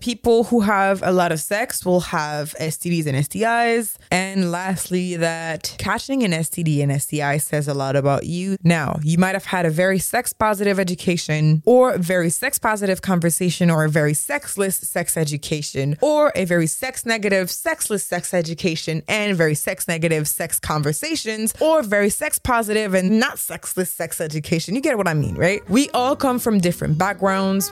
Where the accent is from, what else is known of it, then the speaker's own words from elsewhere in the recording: Montreal, Quebec, Canada; Growing up in Montreal in the early two thousands